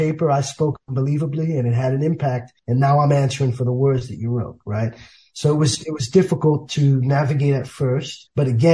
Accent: New York City, New York, United States; grew up in the South Bronx

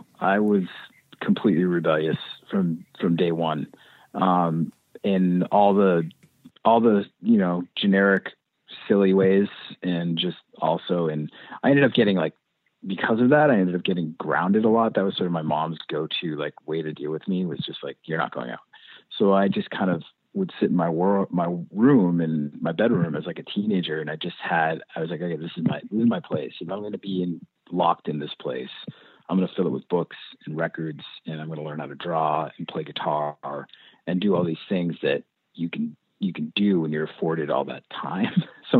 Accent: Clinton, Massachusetts, United States; Yeah, I was born in central Massachusetts and I grew up in a town called Clinton, Mass.

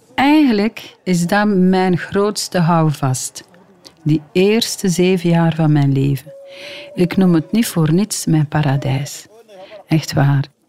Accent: DR Congo; moved away; Mijn vader woonde dan in die riante villa waar ik geboren ben. En dat lag op een hoogte. En van in de hoogte van zijn villa zag hij beneden op het Kivumeer

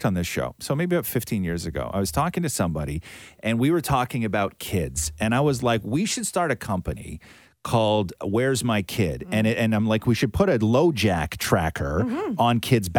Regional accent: Acton, Ontario, Canada; I grew up in Acton

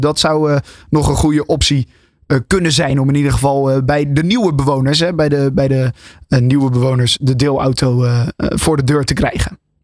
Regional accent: Netherlands; als Nederlanders zijnde

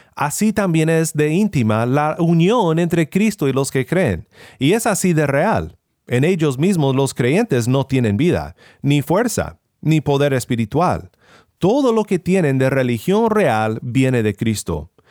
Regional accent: Sinaloa, Mexico; moved away; Cuando era joven y vivía en Sinaloa, México, vivía en un pueblo pequeño

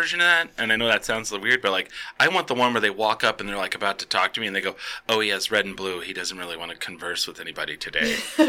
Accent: Texas, United States; I'm from Texas, man. Right. We don't like shit like that.

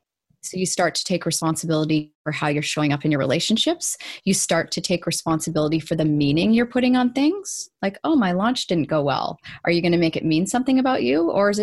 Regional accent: Canada; also born or lived in Vancouver; I'm Canadian.

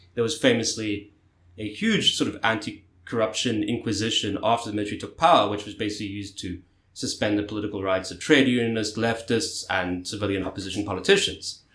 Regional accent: South Africa; South Africa, my home country

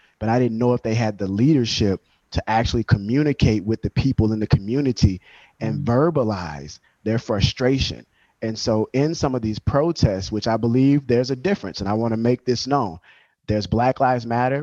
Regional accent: Louisiana, United States; Growing up in the South in Louisiana, especially in the country, what they call Bayou Land

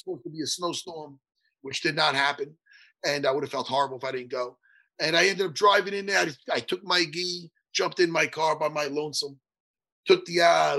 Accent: East Meadow, New York, United States; East Meadow, my hometown, where I grew up.

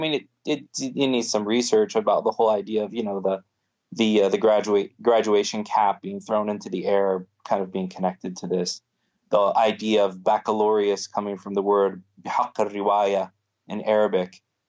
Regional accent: Florida, United States; I always used to joke because I grew up in Florida, I always used to joke that I was going to go and start a masjid on the beach

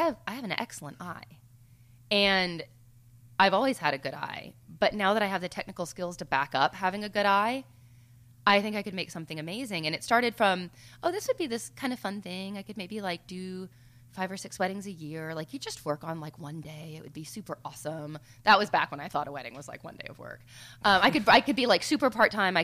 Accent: the South, United States; I'm from the South.

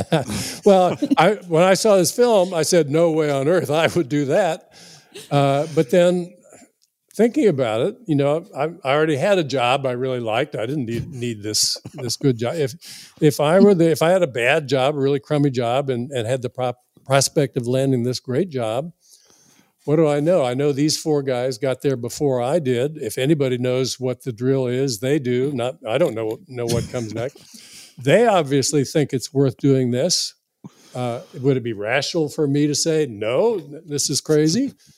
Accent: South Florida, United States; a young boy growing up in South Florida

